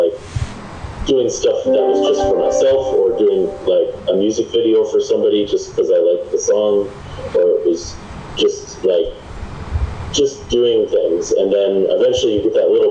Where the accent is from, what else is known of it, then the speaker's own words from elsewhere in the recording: Dodgeville, Wisconsin, United States; growing up in Dodgeville, Wisconsin